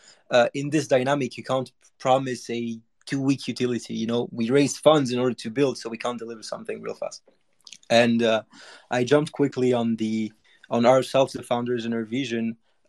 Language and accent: English; Monaco; I grew up in Monaco, so you guys know. If you don't know, it's a place where there's a lot of opportunities and a lot of big guys.